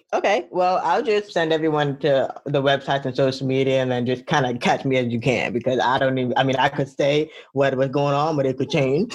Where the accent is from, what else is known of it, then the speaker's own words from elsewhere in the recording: Fort Lauderdale, Florida, United States; I was born in Florida, Lauderdale